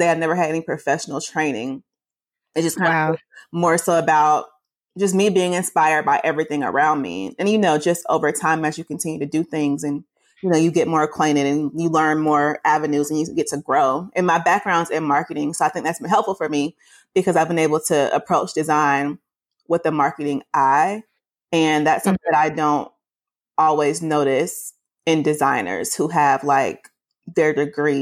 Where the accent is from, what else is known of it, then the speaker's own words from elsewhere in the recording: Atlanta, Georgia, United States; I'm from Atlanta, born and raised, been out here my whole life